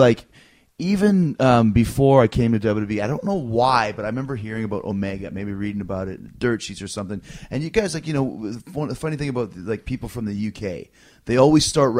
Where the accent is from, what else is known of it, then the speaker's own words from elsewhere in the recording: Canada; growing up in Canada